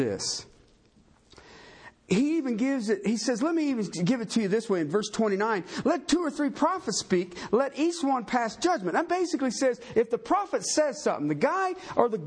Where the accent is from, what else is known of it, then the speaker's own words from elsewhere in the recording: Tornado Alley, United States; now in Colorado, United States; I come from Tornado Alley